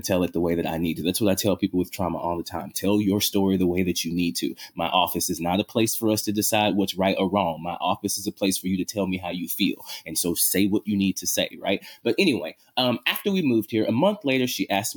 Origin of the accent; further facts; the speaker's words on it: Louisiana, United States; now in Seattle, United States; I grew up in Louisiana